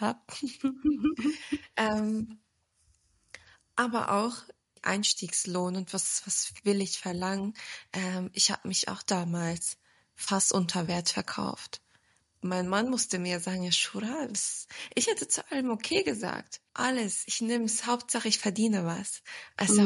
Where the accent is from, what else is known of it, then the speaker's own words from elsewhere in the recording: Braunschweig, Lower Saxony, Germany; moved away as an adult; also born or lived in Wiesbaden; now in Stuttgart, Germany; ich bin ja in Braunschweig aufgewachsen